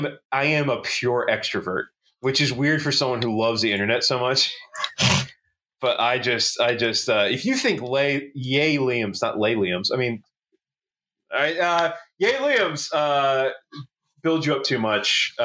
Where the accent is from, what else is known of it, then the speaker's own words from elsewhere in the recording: Philadelphia, Pennsylvania, United States; as a Philadelphian